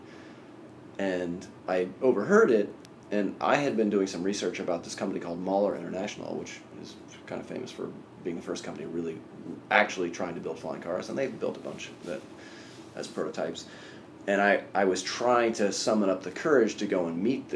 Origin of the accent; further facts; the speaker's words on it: Sacramento, California, United States; I actually grew up in Sacramento, California, in a pretty rural area just outside of the city